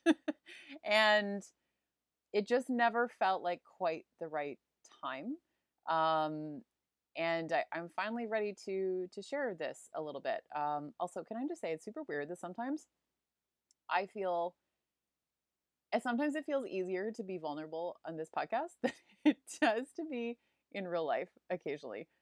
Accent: Hamilton, Ontario, Canada; moved away as an adult; also born or lived in Bali; I am from Hamilton, Ontario originally

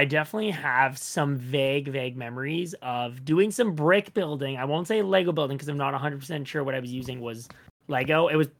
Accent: Toronto, Ontario, Canada; I'm from Toronto in Canada. I've been born and raised here and been building all my life here as well.

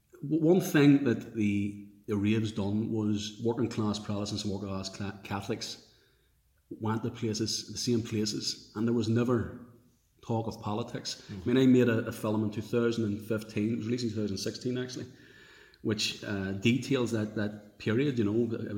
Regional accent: Belfast, Northern Ireland, United Kingdom; like everyone who grew up in Clonard here in West Belfast

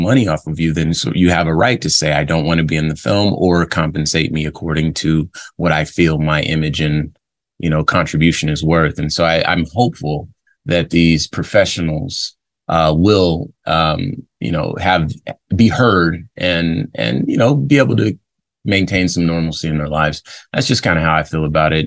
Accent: West Coast, United States; I grew up on the West Coast

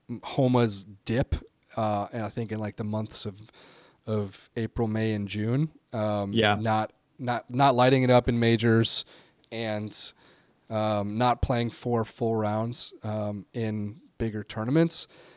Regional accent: United Kingdom; I am in Luke Donald's shoes as a Brit. So we're gonna load up on the UK lads.

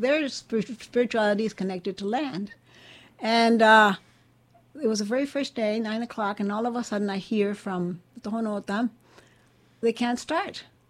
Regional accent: Mexico; now in Washington, D.C., United States; I'm from Mexico

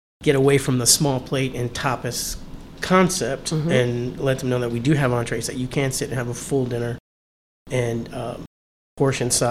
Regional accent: Los Angeles, California, United States; moved away as an adult; also born or lived in Miami, Florida; now in Florida, United States; my parents moved to California when I was 7. So I spent 20-something years in California

